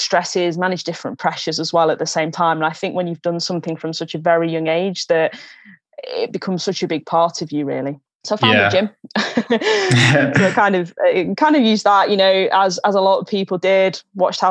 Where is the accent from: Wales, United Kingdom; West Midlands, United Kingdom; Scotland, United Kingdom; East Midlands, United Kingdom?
East Midlands, United Kingdom; Newark; I first picked up a hockey stick down at my local club back in my hometown of Newark